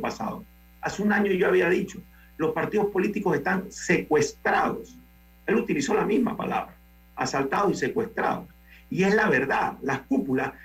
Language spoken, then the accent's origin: Spanish; Panama; como panameños